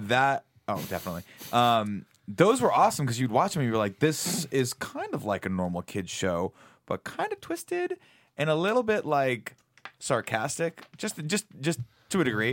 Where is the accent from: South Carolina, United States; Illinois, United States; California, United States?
California, United States; Riverside; I grew up in Riverside, California, which is a very small town in Southern